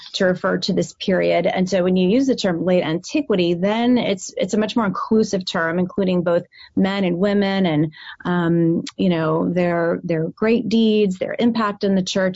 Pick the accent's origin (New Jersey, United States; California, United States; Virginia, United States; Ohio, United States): Ohio, United States; Cleveland; I'm originally from Cleveland, Ohio, and I'm the daughter of Romanian Baptist immigrants